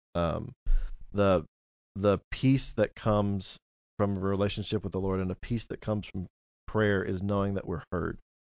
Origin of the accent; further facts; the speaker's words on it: Cape Girardeau, Missouri, United States; moved away as an adult; also born or lived in Jackson, Missouri; growing up in Cape, brought me here to Jackson, and I never thought I would get to ever come back home